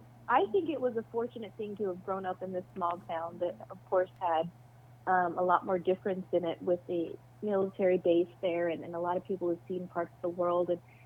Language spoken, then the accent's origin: English; Arizona, United States; Okay. In southern Arizona. Okay. It's near Fort Huachuca.